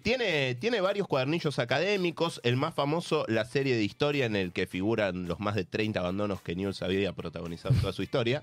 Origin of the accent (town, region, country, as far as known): Argentina